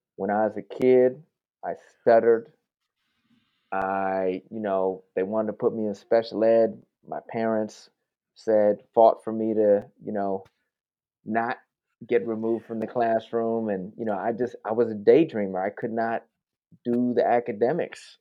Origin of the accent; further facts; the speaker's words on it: New York, United States; moved away as an adult; also born or lived in South Bronx / Oakland; I'm from New York